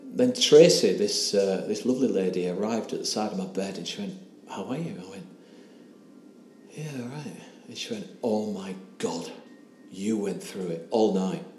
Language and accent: English; England, United Kingdom; accent: English; my English accent